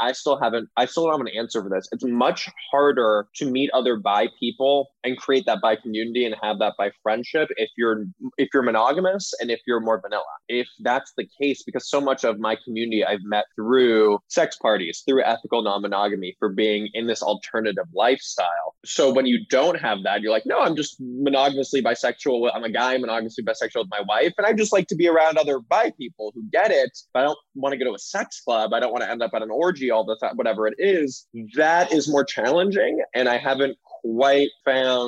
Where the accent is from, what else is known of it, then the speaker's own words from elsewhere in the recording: Los Angeles, California, United States; accent: Valley girl; moved away as an adult; now in New York, United States; I was born and raised in Los Angeles. I'm a Valley boy, and I do have a slight Valley girl accent